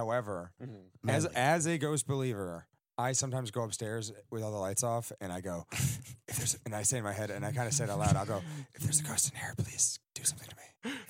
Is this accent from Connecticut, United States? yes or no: yes; Connecticut, United States; now in Philadelphia, United States; I'm from Connecticut.